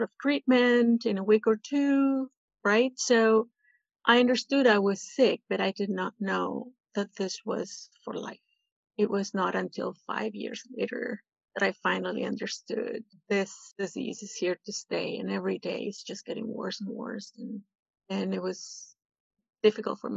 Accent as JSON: {"language": "English", "country": "Peru", "moved": "yes", "lives_now": "Toronto, Canada", "said": "I am from Peru."}